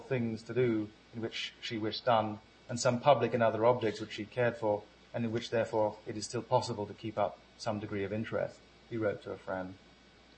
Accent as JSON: {"language": "English", "country": "Ghana", "said": "my identity as a Ghanaian."}